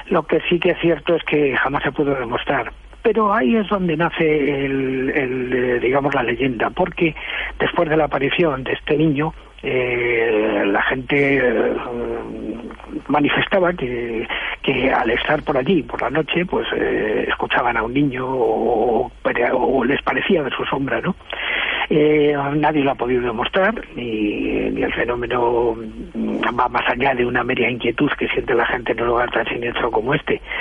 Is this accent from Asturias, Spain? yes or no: no; El Escorial, Community of Madrid, Spain